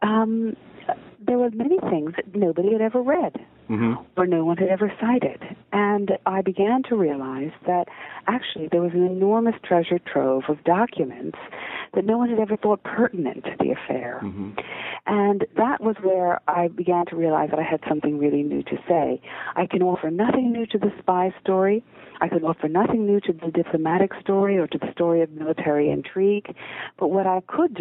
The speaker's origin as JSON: {"language": "English", "country": "United States", "tie": "born or raised there", "also_born_or_lived": "Israel", "accent": "American", "moved": "as an adult", "lives_now": "Oxford, United Kingdom", "said": "I was born in Israel and educated in America. I left America when I was 20 years old"}